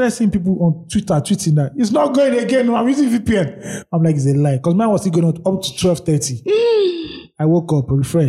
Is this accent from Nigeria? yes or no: yes; Nigeria; in my life as a Nigerian, I've never seen the federal government respond to anything